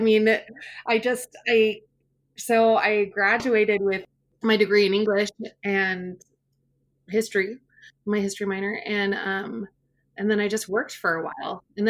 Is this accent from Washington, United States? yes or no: yes; Wenatchee, Washington, United States; But as a kid, I grew up in Central Washington in Wenatchee. It's a beautiful town, beautiful people. I grew up on this neighborhood block with four other kids my exact age.